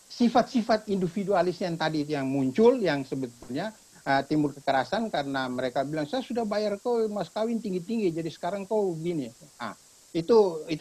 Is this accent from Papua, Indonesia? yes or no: yes; Papua, Indonesia; saya ini lahir dan besar di Papua